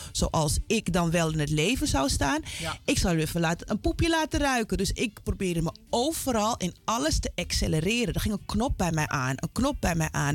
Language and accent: Dutch; Amsterdam, North Holland, Netherlands; mijn hele zijn is Zuidoost